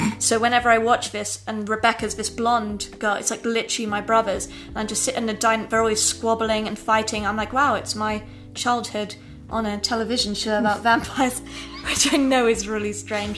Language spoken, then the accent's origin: English; England, United Kingdom; I grew up in England in a very aristocratic style background